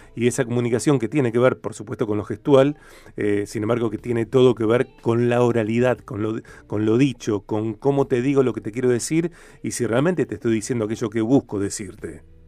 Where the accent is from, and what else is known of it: Argentina; also born or lived in Rosario, Santa Fe